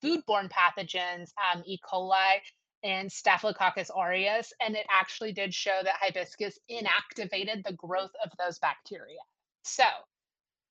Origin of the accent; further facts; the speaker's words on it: the South, United States; we're from the South.